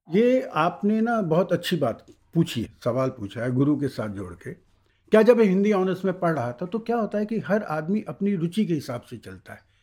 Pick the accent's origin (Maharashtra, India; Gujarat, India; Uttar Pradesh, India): Uttar Pradesh, India; Allahabad; मेरा जन्म इलाहाबाद में हुआ है